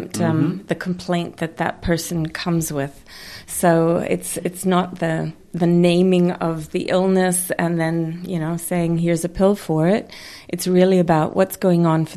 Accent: Napier, Hawke's Bay, New Zealand; I am from Napier

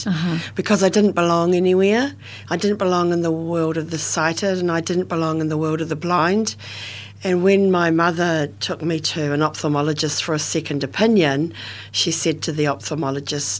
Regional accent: Dunedin, Otago, New Zealand; I was born in Otipoti, Dunedin, and in a suburb called Mornington, Bridges Street, Mornington, and then moved to Bradford when I was just 2 years of age and went to Bradford Primary School. In a kind of rural setting in Dunedin

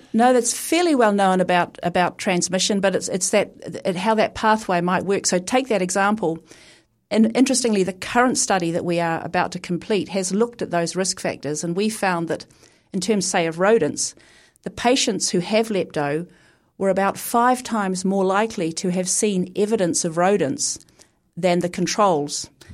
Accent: Christchurch, Canterbury, New Zealand; as a Pākehā Kiwi growing up in Christchurch

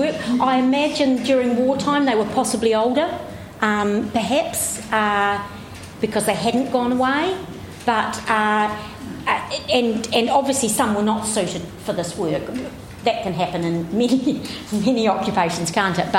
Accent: Nelson, New Zealand; I grew up in the Nelson area

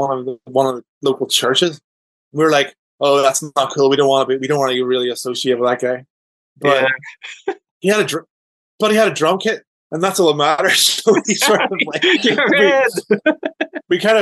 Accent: Downpatrick, Northern Ireland, United Kingdom; we grew up in Northern Ireland, and my dad moved jobs. So he moved from, like, one town, like one village to, like, another town, Downpatrick

